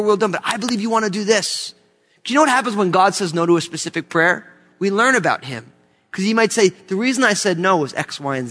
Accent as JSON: {"language": "English", "country": "United States", "said": "I love being an American"}